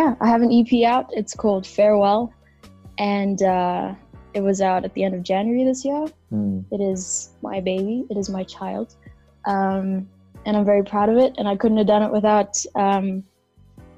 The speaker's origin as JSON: {"language": "English", "country": "South Africa", "tie": "born or raised there", "said": "born and raised in South Africa, I have Kenyan parents."}